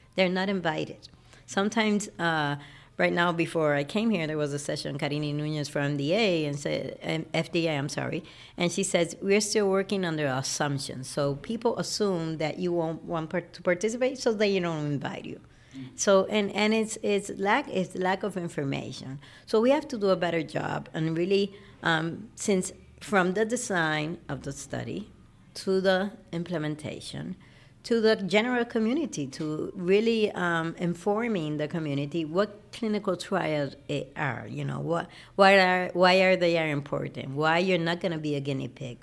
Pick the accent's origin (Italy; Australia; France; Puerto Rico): Puerto Rico; also born or lived in Chicago; So I was, um, mostly raised in Puerto Rico all my life.